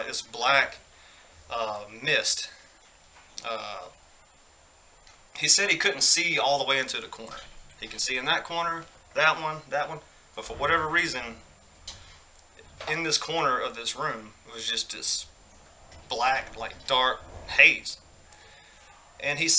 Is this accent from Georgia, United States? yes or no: yes; Greensboro, Georgia, United States; I used to live in this really old house in my hometown, Greensboro, Georgia